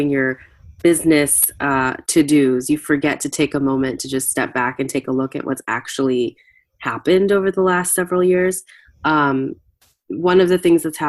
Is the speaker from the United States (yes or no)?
yes; United States; I was born in the U.S. My parents were immigrants